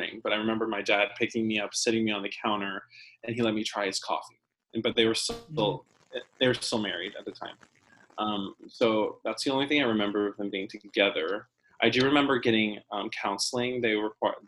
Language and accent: English; Fredericksburg, Virginia, United States; born or raised there; moved away as an adult; also born or lived in Colorado Springs, Colorado / Toronto, Canada; now in New York City, United States